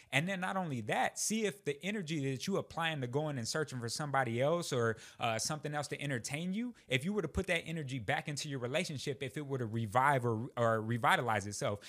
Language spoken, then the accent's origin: English; Texas, United States; moved away as an adult; I would never leave the great state of Texas